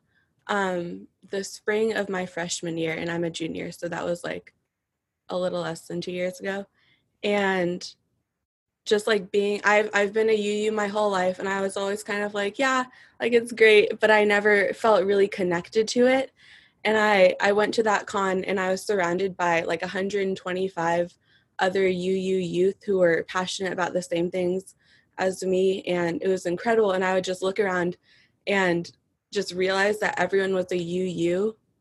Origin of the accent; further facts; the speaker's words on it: Corvallis, Oregon, United States; I'm from Corvallis, Oregon